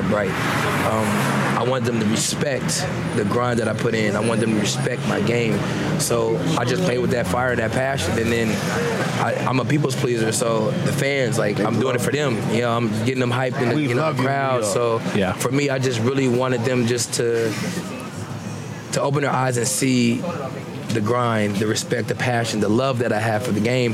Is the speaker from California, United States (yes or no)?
yes; the Bay Area, California, United States; I'm from the Bay as well. Like, I got family in Oakland.